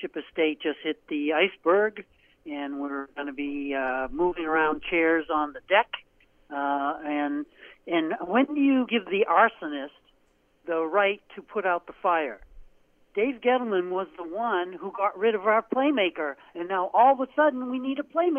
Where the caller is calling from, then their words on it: Portland, United States; from Portland.